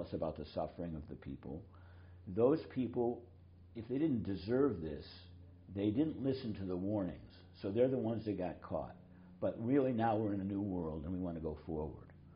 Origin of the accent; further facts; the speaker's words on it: United States